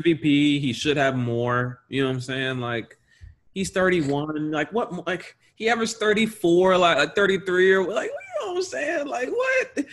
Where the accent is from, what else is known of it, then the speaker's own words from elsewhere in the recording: the South, United States; we are from the South